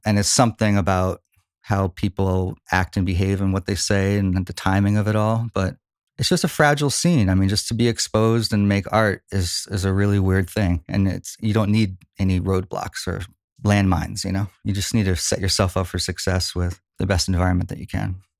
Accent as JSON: {"language": "English", "town": "Philadelphia", "region": "Pennsylvania", "country": "United States", "tie": "born or raised there", "also_born_or_lived": "Norristown, Pennsylvania / Plymouth Meeting, Pennsylvania / Boston", "moved": "as an adult", "lives_now": "Los Angeles, United States", "said": "I'm an East Coast guy. Grew up in Philly"}